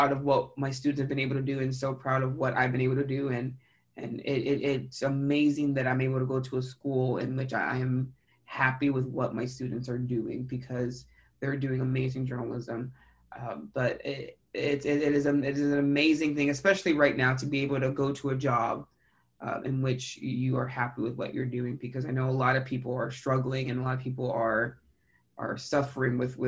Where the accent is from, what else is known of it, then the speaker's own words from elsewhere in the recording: San Antonio, Texas, United States; also born or lived in San Marcos, Texas / Houston, Texas; I was born and raised in San Antonio, Texas